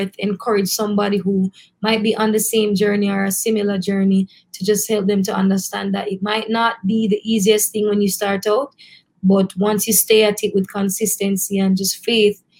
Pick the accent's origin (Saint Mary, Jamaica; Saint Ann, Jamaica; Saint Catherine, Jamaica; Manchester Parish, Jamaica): Manchester Parish, Jamaica; Christiana; now in Kingston, Jamaica; I'm literally from Christiana, Manchester